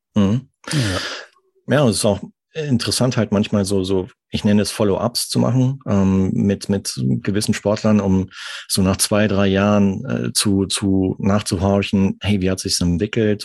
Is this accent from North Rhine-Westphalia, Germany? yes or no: yes; Arnsberg, North Rhine-Westphalia, Germany; moved away as an adult; also born or lived in Munich; now in France; ich komme aus dem Sauerland, aus Nordrhein-Westfalen, gebürtig